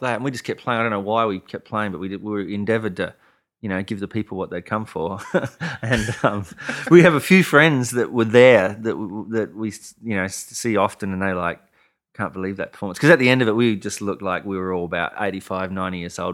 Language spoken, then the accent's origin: English; Adelaide, South Australia, Australia; moved away as an adult; also born or lived in Austin, Texas / Nashville; my hometown of Adelaide